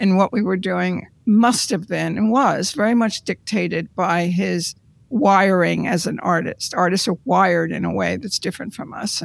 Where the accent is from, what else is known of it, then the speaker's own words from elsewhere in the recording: Montclair, New Jersey, United States; I grew up in Montclair, New Jersey